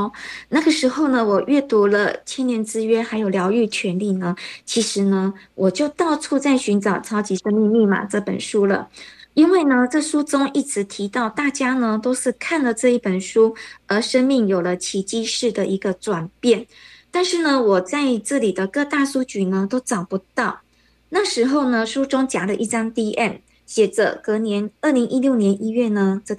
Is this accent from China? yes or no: no; Taiwan; moved away as an adult; now in Kuala Lumpur, Malaysia; 那我是来自台湾，因为嫁到马来西亚，所以呢现在住在吉隆坡。